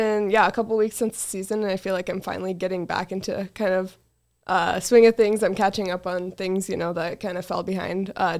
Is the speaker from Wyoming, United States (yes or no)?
yes; Wyoming, United States; So, I grew up in Wyoming.